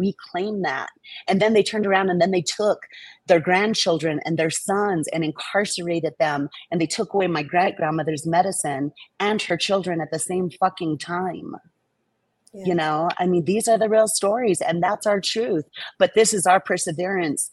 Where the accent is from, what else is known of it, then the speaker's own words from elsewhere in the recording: New Mexico, United States; moved away as an adult; back in my home state, New Mexico, the land of enchantment